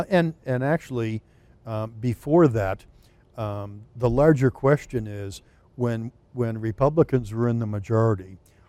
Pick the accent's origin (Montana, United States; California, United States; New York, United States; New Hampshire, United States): New Hampshire, United States; Merrimack; So, as you said, I'm from Merrimack, which is District 21, Hillsborough County.